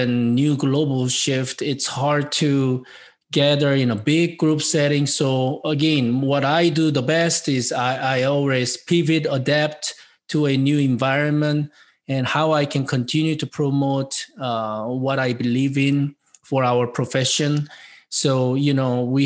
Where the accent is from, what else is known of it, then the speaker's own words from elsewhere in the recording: South Korea; English is a second language; moved away as an adult; now in United States; being an immigrant from South Korea by myself 30 years ago